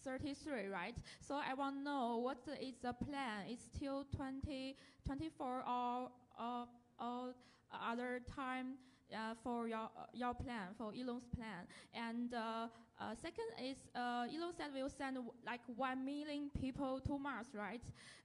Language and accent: English; China; I'm from Marshall City, China